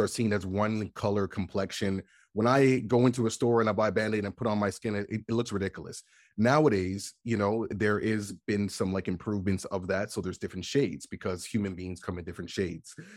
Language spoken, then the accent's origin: English; Canada; when I was younger, growing up in Canada, you know, like, we get winter